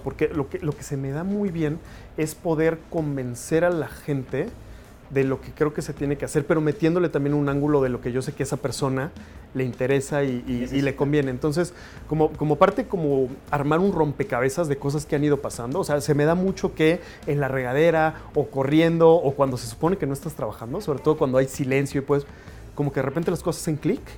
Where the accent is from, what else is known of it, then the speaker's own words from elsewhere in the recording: Mexico City, Mexico; also born or lived in United States; crecí, nací, todo, todo soy mexicano en la Ciudad de México, orgullosamente